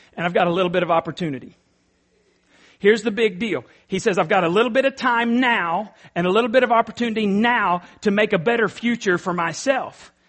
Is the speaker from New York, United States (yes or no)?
no; East Texas, United States; I'm from East Texas